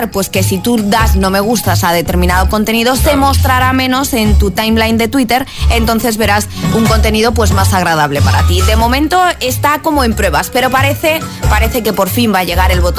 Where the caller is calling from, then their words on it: Seville, Andalusia, Spain; de Sevilla.